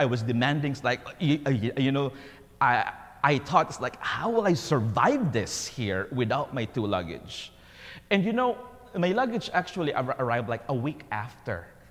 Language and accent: English; Philippines; as a Filipino